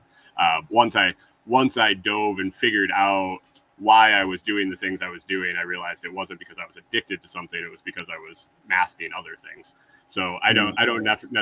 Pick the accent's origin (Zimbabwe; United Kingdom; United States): United States; Western New York; moved away as an adult; also born or lived in Minnesota; I grew up in Western New York and moved to Minnesota in when I was 24. And then I moved out of Minnesota when I was 45.